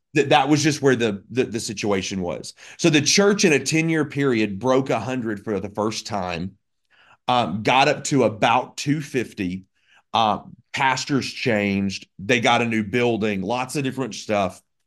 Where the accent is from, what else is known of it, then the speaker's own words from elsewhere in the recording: Birmingham, Alabama, United States; moved away as an adult; also born or lived in Florida / Oregon; I grew up in Birmingham, Alabama